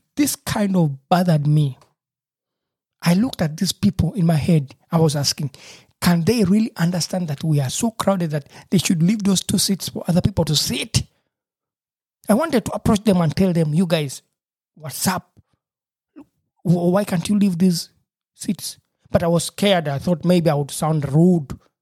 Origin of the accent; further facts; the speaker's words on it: Uganda; moved away as an adult; now in Germany; where I grew up from in Uganda, Africa